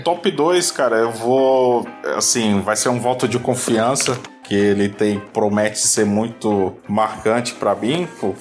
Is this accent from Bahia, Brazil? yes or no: no; Baixada Santista, São Paulo, Brazil; moved away as an adult; also born or lived in Divinópolis, Minas Gerais; eu consegui transferência pra minha terra natal, que é a Baixada Santista